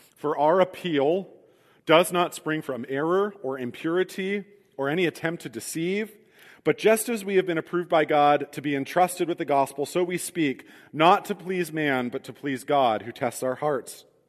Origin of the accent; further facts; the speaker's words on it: Midwest, United States; as Midwestern Christians